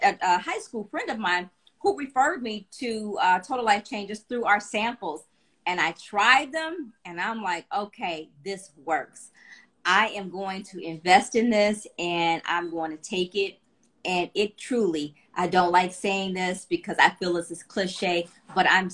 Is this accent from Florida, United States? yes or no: no; Cleveland, Ohio, United States; I'm from Cleveland, Ohio